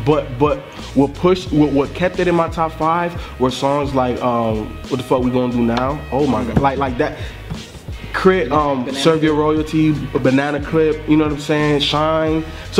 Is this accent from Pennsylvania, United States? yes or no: no; Miami, Florida, United States; also born or lived in Little Haiti, Miami; these guys are from Carroll City. You know what I'm saying? Like, that's where I grew up in Miami, primarily. And like in Little Haiti, and like my high school was like the neighboring high school to Carroll City.